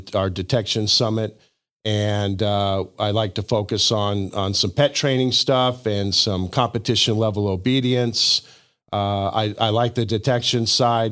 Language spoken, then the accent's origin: English; Denver, Colorado, United States; moved away as an adult; also born or lived in Hot Springs, Arkansas; now in Siloam Springs, United States; I was born in Hot Springs, Arkansas. I lived in Arkansas until I was about six, and then uh, my father got a job uh, with Coors Brewing Company, and so that brought us out to Denver. And I mm. spent uh, uh my you know juvenile years and going through school in Denver, Colorado